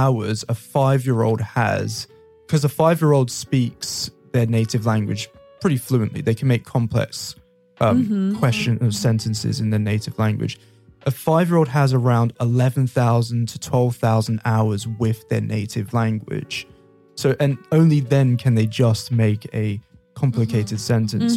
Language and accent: English; London, United Kingdom; I'm from London